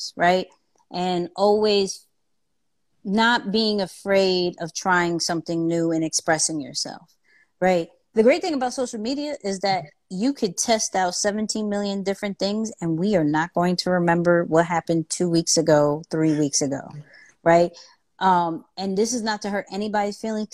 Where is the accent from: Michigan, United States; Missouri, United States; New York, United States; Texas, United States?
New York, United States; New York City; I'm a kid from Queens